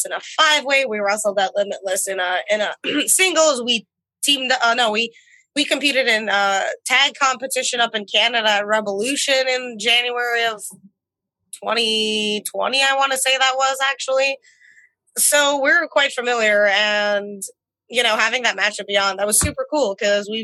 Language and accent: English; Moscow, Russia; moved away; We're both from Moscow